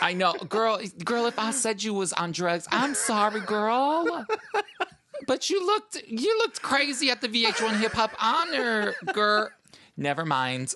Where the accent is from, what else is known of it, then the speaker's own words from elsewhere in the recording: Chicago, Illinois, United States; moved away as an adult; now in New York, United States; I am originally from Chicago.